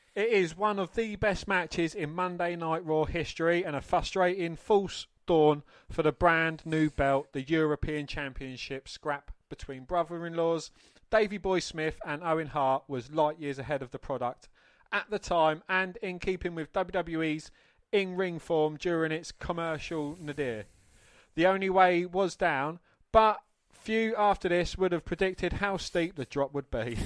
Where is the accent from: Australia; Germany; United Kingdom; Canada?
United Kingdom; England; I was always ashamed of being English